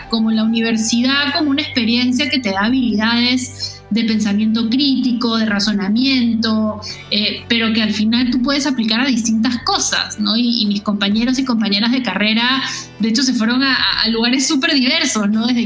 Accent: Lima, Peru; yo soy de Lima, Perú. Aquí nací, sí de hecho, soy de una familia de mujeres, tengo, somos tres, tres hermanas, eh, yo soy la hija del medio.

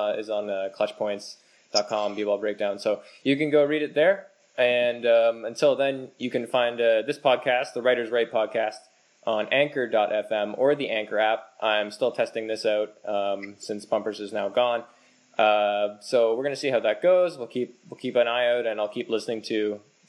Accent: Canada; as a Canadian.

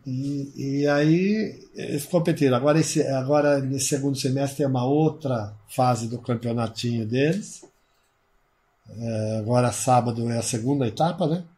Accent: Piracicaba, São Paulo, Brazil; Eu sou nascido na Vila Resende. Nascido na Vila Resende, Manuel Conceição 265

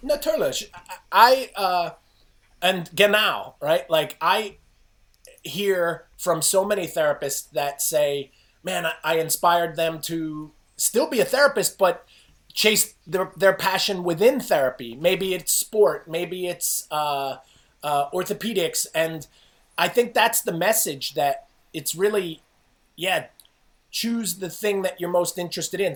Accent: New Jersey, United States; I grew up in New Jersey

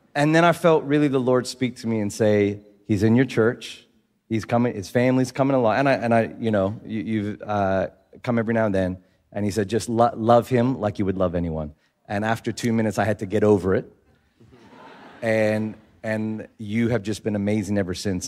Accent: Philippines; I'm I'm from the Philippines. I live there

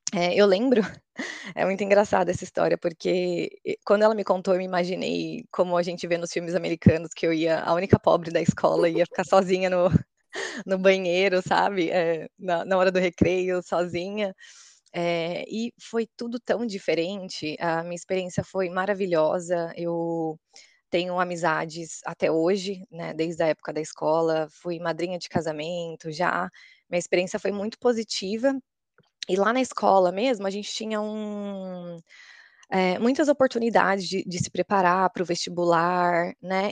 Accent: Osasco, São Paulo, Brazil; moved away as an adult; also born or lived in United States; now in Budapest, Hungary; sou de Osasco, em São Paulo, e atualmente eu moro em Budapeste, na Hungria

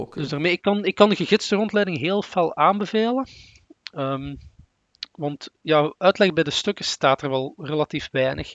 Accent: Sint-Truiden, Flanders, Belgium; ben normaal van sint

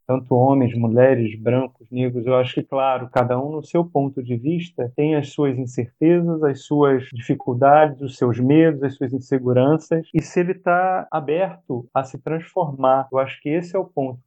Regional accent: Brazil

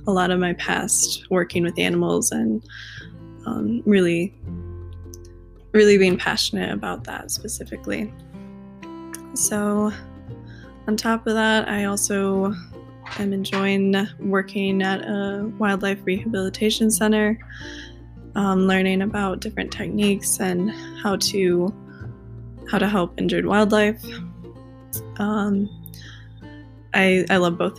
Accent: Hopkins, Michigan, United States; I grew up in Michigan, Hopkins, Michigan

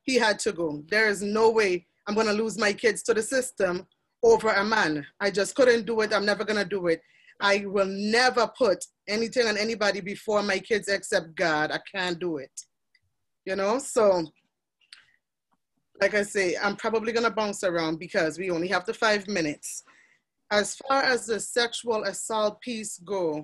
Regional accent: Charlotte Amalie, U.S. Virgin Islands; I'm from the Virgin Islands, St. Thomas in the Caribbean.

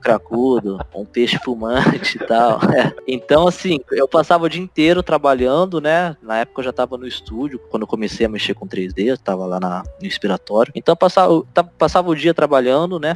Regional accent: Ribeirão Preto, São Paulo, Brazil; lá na minha cidade natal, é, interior de São Paulo, é, Ribeirão Preto

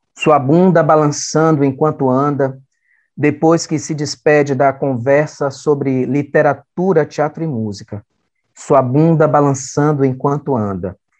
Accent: Salvador, Bahia, Brazil; Eu sou da Fazenda Grande do Retiro

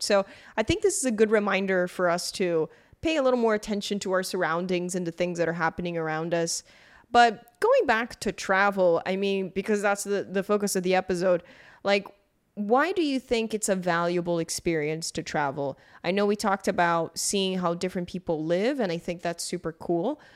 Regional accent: Brazil; I grew up in Brazil

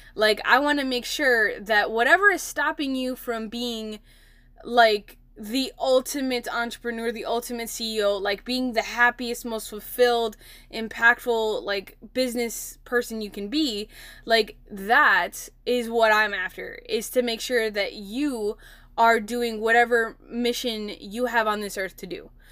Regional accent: Milwaukee, Wisconsin, United States; I'm from Milwaukee, Wisconsin

